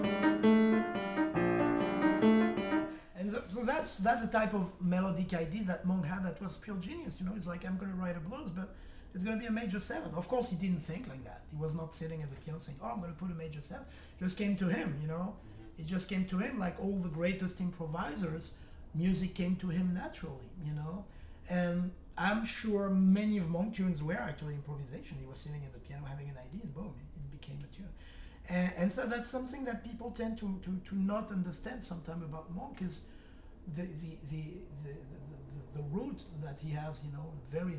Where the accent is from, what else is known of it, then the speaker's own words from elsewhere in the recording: France; accent: French; English is a second language; moved away; I speak English very well, but with an accent. I have a French accent